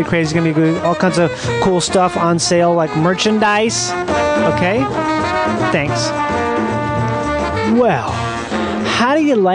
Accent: Minnesota, United States; moved away; I'm from Minnesota

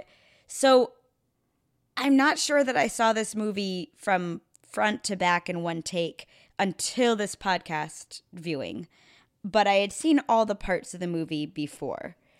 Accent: Chicago, Illinois, United States; I grew up in Chicago, um, suburbs

